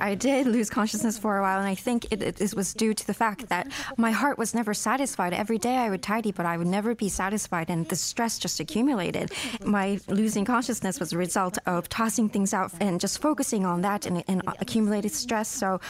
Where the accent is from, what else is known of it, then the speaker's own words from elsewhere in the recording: Tokyo, Japan; I was born and raised in Tokyo, Japan.